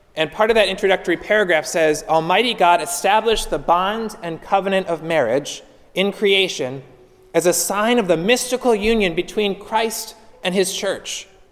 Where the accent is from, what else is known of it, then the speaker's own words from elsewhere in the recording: Pittsburgh, Pennsylvania, United States; moved away as an adult; now in North Florida, United States; I grew up in Pittsburgh. I lived most of my life to this point in Pittsburgh, and so I'm a transplant to, to North Florida